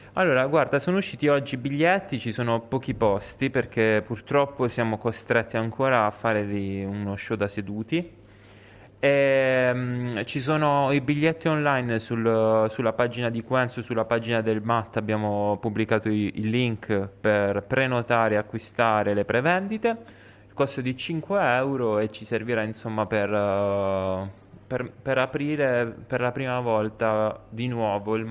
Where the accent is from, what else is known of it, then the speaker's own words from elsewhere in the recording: Taranto, Apulia, Italy; moved away as an adult; also born or lived in Rome; Ho vissuto tanti anni a Roma, sono tornato, sono di Taranto e sono tornato in Puglia